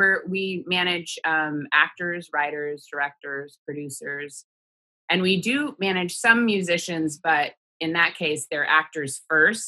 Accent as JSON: {"language": "English", "town": "Sheridan", "region": "Oregon", "country": "United States", "tie": "born or raised there", "said": "I grew up in Oregon in a small town called Sheridan outside of Portland"}